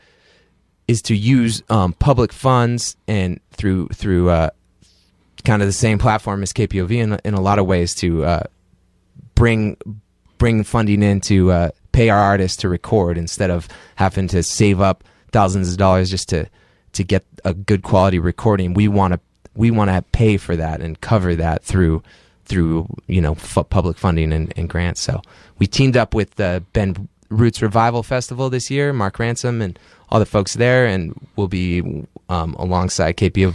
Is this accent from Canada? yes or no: yes; Canada; also born or lived in Oregon, United States; I was born in Oregon, and then when I was about four, we moved up to Canada, where my mom is from